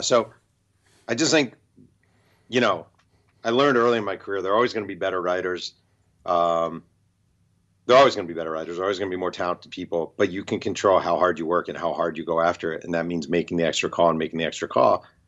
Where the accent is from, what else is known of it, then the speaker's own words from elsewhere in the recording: New York, United States; now in Los Angeles, United States; I'm a New Yorker